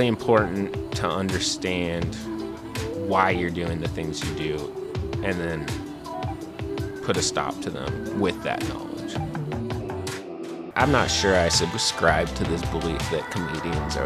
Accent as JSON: {"language": "English", "town": "Whidbey Island", "region": "Washington", "country": "United States", "tie": "born or raised there", "moved": "yes", "said": "I'm a writer and comedian from Whidbey Island, Washington, originally"}